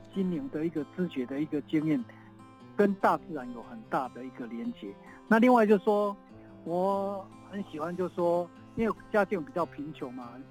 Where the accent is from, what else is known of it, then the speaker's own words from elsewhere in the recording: Tongxiao, Miaoli County, Taiwan; also born or lived in Los Angeles, United States; 我从小是在那个台湾西部 ，呃，滨海的一个城镇啊，叫通宵嘛